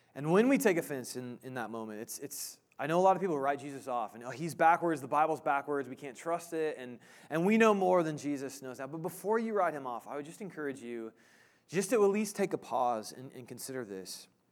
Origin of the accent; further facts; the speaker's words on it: Indiana, Midwest, United States; also born or lived in Illinois; now in Kansas, United States; I grew up in the Midwest, Indiana, Illinois